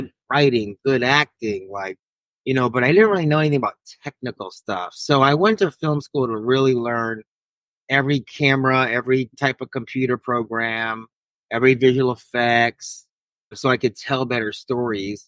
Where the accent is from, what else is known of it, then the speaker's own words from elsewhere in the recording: Long Beach, California, United States; also born or lived in Queens, New York; I was born in New York over there in Queens, but I originally am from LBC, Long Beach, Cali. So that's kind of where I rep, and that's my hood.